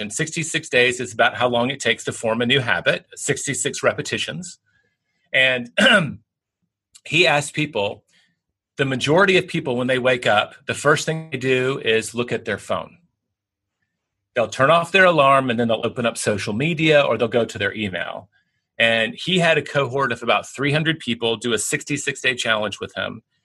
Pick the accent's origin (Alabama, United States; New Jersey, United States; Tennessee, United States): Tennessee, United States; now in Texas, United States; I'm in Texas, I grew up in Tennessee